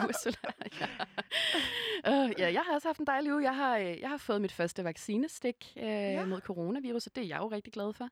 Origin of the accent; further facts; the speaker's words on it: Hundested, Capital Region of Denmark, Denmark; jeg gik på en meget, meget provinciel folkeskole, øh, der hvor jeg kommer fra, i Hundested